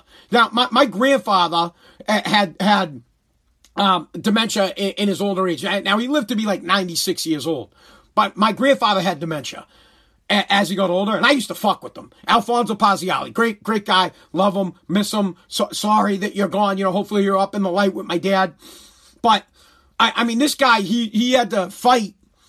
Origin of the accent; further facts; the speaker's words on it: United States; as an American